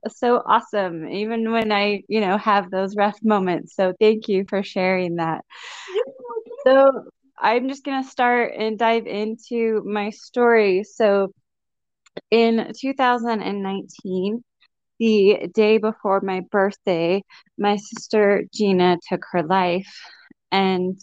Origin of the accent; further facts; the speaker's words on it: Utah, United States; my home state of Utah